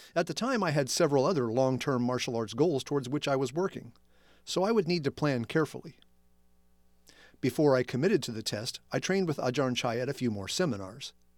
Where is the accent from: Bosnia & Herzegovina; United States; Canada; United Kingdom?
United States; Evansville, Indiana; my hometown of Evansville, Indiana is more than six hours south of Chicago